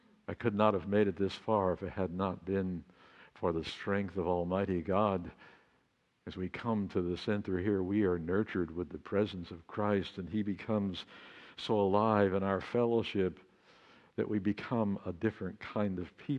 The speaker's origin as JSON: {"language": "English", "region": "Texas Panhandle", "country": "United States", "tie": "born or raised there", "moved": "yes", "lives_now": "Laguna Beach, United States", "said": "I grew up on Route 66"}